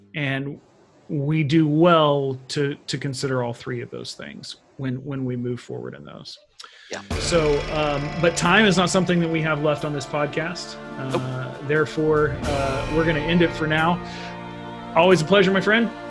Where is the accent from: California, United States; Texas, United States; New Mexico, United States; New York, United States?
Texas, United States; being American or Texan